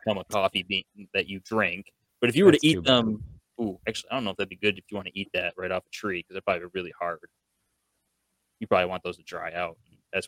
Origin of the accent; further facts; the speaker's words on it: Buffalo, New York, United States; We're also from Buffalo